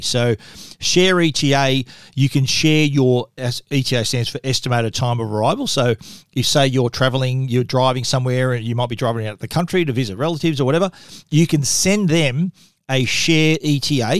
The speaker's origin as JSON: {"language": "English", "country": "Australia", "accent": "Australian", "said": "my accent"}